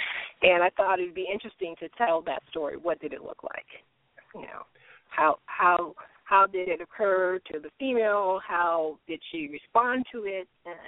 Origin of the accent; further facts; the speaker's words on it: Detroit, Michigan, United States; For me, it was pretty good. I had those experiences that I had that kind of left an impact on me, but for the most part, I had a good childhood.